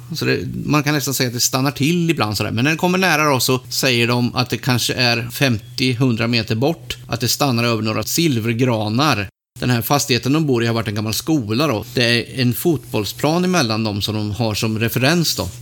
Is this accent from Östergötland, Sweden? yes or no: yes; Mantorp, Östergötland, Sweden; mina hemtrakter Mantorp.